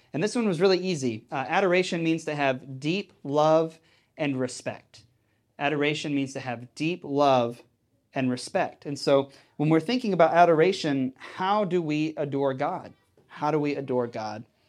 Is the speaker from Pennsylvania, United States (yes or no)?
no; Texas, United States; when I was growing up in Texas